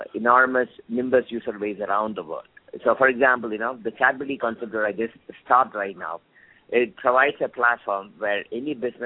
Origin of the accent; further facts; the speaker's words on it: India; moved away; also born or lived in United States / Oxford, United Kingdom; I grew up in India for a good part of my childhood before I moved down to States.